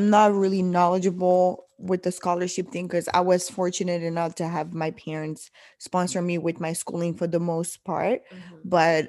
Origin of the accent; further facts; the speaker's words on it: DR Congo; now in Portland, United States; I'm originally from the Congo in Central Africa.